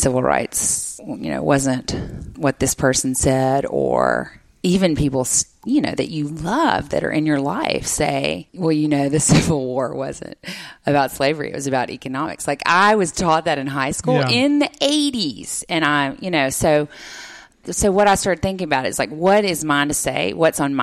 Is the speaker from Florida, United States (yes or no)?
no; Jackson, Mississippi, United States; I grew up in Jackson